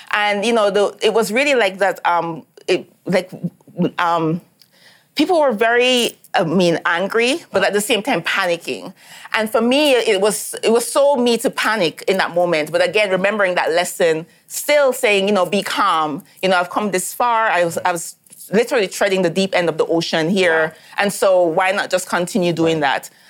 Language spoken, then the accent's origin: English; Vineyard Town, Kingston, Jamaica; Like I'm from Vineyard Town, okay. So like where our houses were separated by fences and zincs, so people can look over your fence.